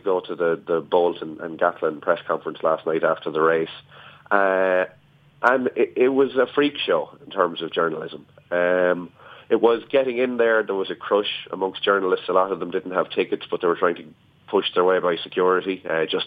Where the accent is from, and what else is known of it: Ireland